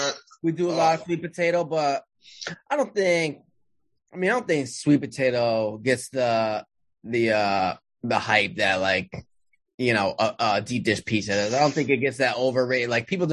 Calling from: New Haven, Connecticut, United States; I'm in Connecticut, New Haven, you know, Frank Pepe, Sally's.

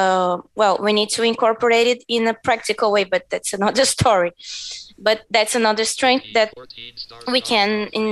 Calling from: Brazil; I think I forgot to mention that I'm talking from Brazil.

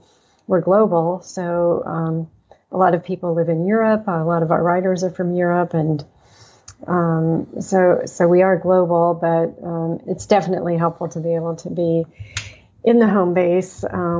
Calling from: Atlanta, Georgia, United States; I'm in Atlanta. So we're not that far away, but in different time zones.

